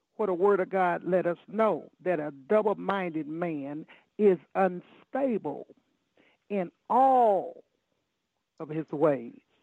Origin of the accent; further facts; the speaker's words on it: Chicago, Illinois, United States; I grew up in Chicago, Illinois